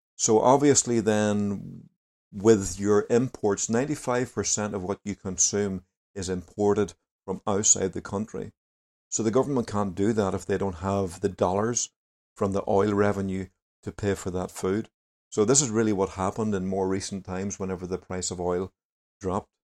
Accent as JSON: {"language": "English", "area": "Lurgan", "region": "Northern Ireland", "country": "United Kingdom", "also_born_or_lived": "Venezuela", "said": "from O'Gannon."}